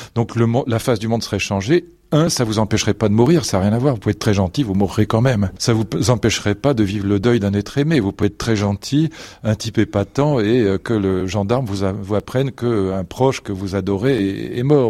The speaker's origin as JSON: {"language": "French", "town": "Fontenay-Saint-Père", "region": "Île-de-France", "country": "France", "tie": "born or raised there", "moved": "as an adult", "said": "j'ai passé toute mon enfance dans le Vexin, donc euh, jusqu'à l'âge de 25 ans"}